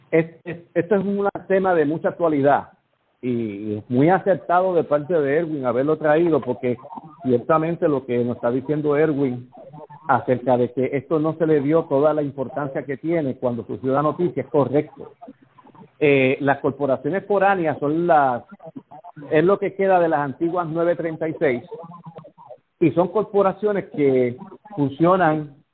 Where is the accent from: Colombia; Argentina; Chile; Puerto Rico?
Puerto Rico